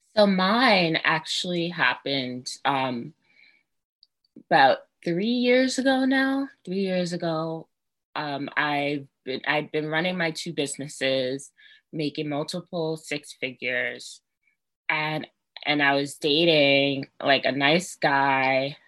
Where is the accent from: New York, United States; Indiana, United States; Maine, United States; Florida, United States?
New York, United States; New York City; I'm from Brooklyn.